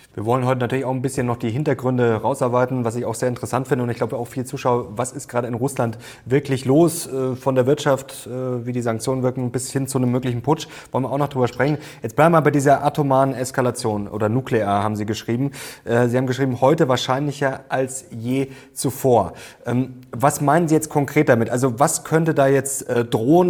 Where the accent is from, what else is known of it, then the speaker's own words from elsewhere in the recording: Germany; wir als Deutsche